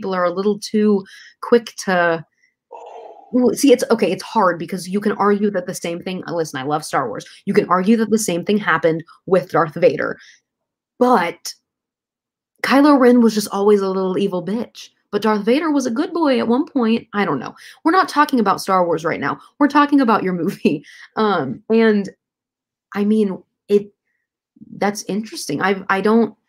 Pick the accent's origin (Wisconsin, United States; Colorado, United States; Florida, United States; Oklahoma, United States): Oklahoma, United States; Southern; moved away as an adult; growing up in Southern Oklahoma